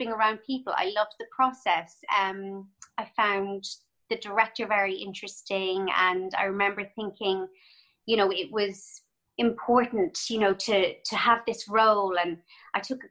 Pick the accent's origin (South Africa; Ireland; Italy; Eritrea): Ireland; Cork, Munster; moved away as an adult; also born or lived in Dublin, Ireland / London, United Kingdom / Toronto, Canada; I grew up in Cork